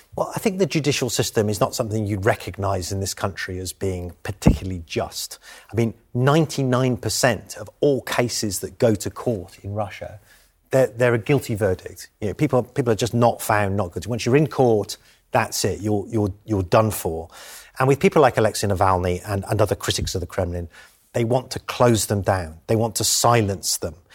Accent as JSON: {"language": "English", "country": "United Kingdom", "said": "I'm British."}